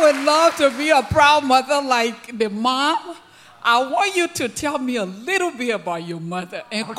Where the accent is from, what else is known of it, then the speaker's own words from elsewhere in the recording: Liberia; moved away; I'm from Liberia, West Africa.